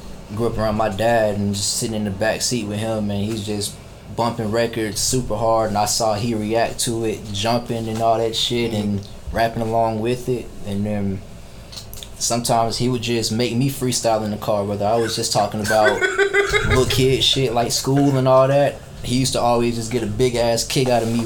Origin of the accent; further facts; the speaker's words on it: Columbus, Georgia, United States; I'm from Columbus, Georgia. Born and raised